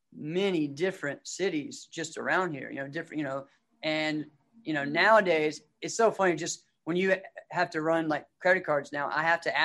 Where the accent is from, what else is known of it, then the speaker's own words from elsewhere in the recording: Rustburg, Virginia, United States; I was down close to Bear Creek. I was Red House Road.